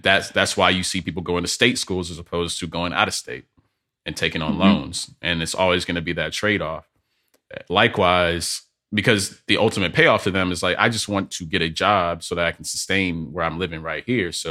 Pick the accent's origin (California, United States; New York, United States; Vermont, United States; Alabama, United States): Alabama, United States; Birmingham; I'm from Birmingham, Alabama